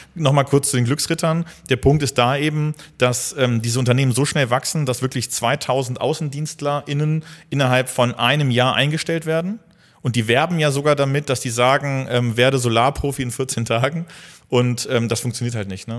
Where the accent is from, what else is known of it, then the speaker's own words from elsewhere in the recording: North Rhine-Westphalia, Germany; now in Hildesheim, Germany; ich bin gebürtiger ähm, Niederrheiner also meine Familie kommt mhm. auch komplett vom Niederrhein